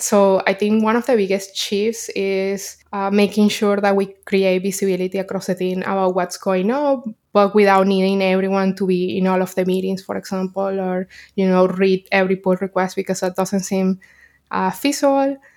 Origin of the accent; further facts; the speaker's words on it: Caracas, Capital District, Venezuela; moved away as an adult; now in New York, United States; I'm from Caracas, Venezuela, and I moved to New York, uh, six years ago